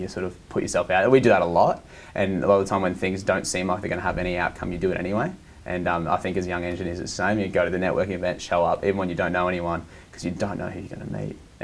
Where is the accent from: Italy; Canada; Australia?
Australia; Southeast Queensland; We're from Southeast Queensland.